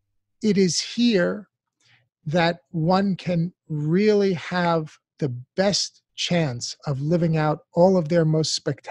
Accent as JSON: {"language": "English", "country": "United States", "tie": "born or raised there", "said": "as an American born and raised in this country"}